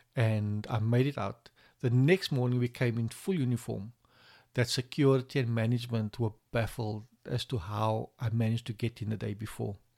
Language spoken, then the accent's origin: English; Cape Town, Western Cape, South Africa; I'm from Cape Town, and I work for Silverwolf P